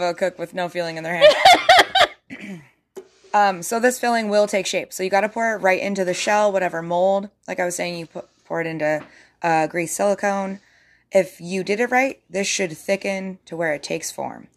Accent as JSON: {"language": "English", "region": "Alaska", "country": "United States", "tie": "born or raised there", "said": "growing up in Alaska"}